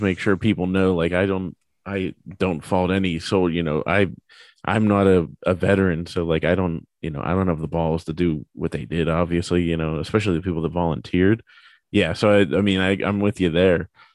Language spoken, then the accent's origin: English; United States; as an American